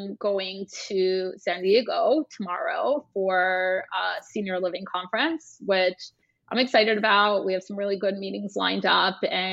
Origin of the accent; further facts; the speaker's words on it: Toronto, Ontario, Canada; moved away as an adult; now in New York, United States; I am from Toronto. I moved to New York and essentially started the firm from scratch here.